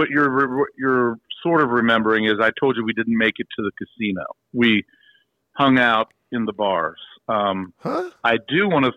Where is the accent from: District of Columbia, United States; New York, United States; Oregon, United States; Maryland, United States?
Maryland, United States; Frederick; my hometown of Frederick